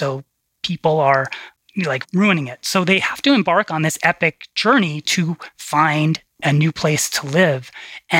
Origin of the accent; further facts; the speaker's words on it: New York, United States; moved away; we grew up in New York